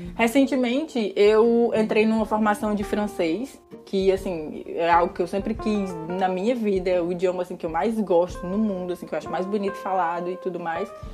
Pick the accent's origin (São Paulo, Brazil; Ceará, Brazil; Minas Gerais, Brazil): Ceará, Brazil; first language Portuguese; moved away as an adult; now in Portugal; dessa região específica de onde eu nasci, de onde eu fui criada